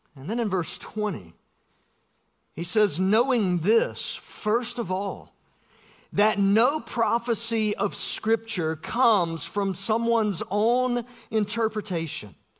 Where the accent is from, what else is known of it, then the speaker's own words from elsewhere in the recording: South Georgia, United States; I grew up in South Georgia.